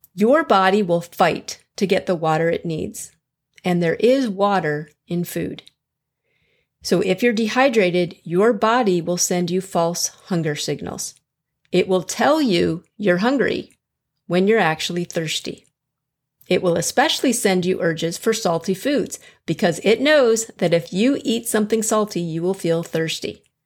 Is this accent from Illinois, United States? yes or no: yes; Chicago, Illinois, United States; moved away as an adult; now in Fort Worth, United States; I'm originally from Chicago, so I understand below zero and blizzards.